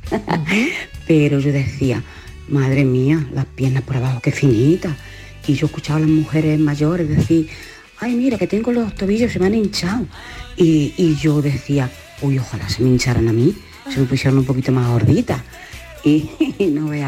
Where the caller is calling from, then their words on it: Jaén, Andalusia, Spain; Bueno, yo soy … de Jaén.